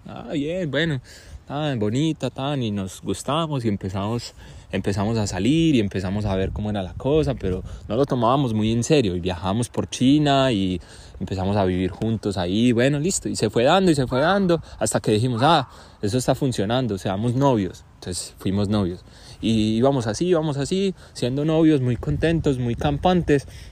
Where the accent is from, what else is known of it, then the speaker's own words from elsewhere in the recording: Colombia; yo soy colombiano y mi papá es colombiano